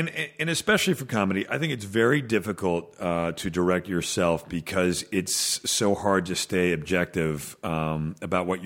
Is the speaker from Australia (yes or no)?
no; Canada; moved away; I'm Canadian